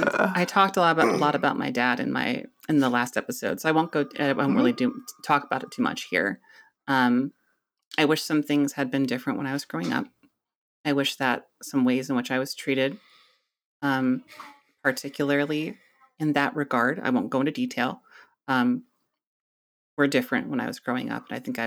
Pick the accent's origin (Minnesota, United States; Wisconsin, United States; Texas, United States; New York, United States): Minnesota, United States; So I grew up mainly in Minnesota, and my parents, we were very suburban kind of culture there.